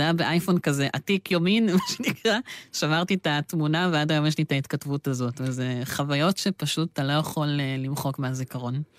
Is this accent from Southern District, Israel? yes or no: yes; Be'er Tuvia Regional Council, Southern District, Israel; אני תושב מועצה אזורית באר טוביה